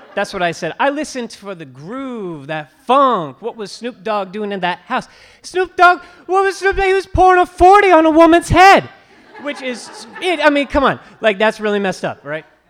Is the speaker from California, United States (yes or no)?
yes; California, United States; when I was growing up in California